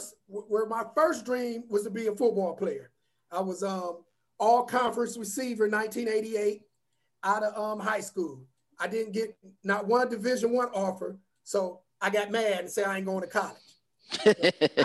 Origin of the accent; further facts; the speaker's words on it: Warrensville Heights, Ohio, United States; I grew up in Warrensville Heights, and it was the suburbs then